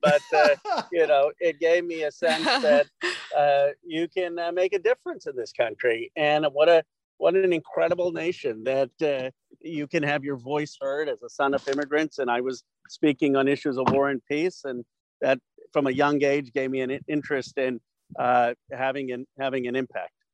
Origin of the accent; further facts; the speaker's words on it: Bucks County, Pennsylvania, United States; moved away as an adult; I grew up in Bucks County, being one of the only Indian kids in my high, entire high school